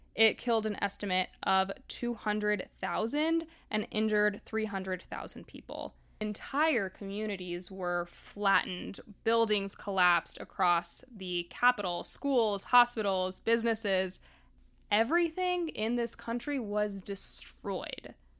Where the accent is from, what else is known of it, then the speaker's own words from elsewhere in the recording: Miami, Florida, United States; I grew up in Miami